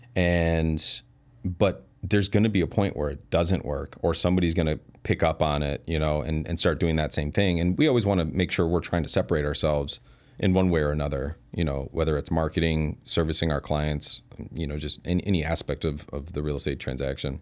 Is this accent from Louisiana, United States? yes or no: no; Elgin, Illinois, United States; I was born and raised in Elgin. Yeah, moved away for a little bit. But, um, yeah, mostly been there my whole life.